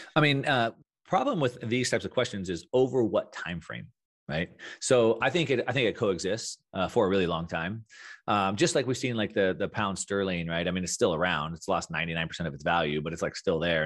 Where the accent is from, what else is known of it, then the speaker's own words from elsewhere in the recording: South Texas, United States; moved away; also born or lived in Southern California; growing up in South Texas